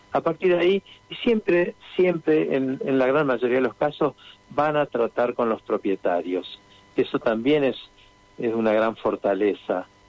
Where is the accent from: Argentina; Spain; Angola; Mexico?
Argentina; Santa Fe; en caso de mi familia hace ya 28 años, me preguntaban, pero ¿qué va a hacer alguien en Santa Fe?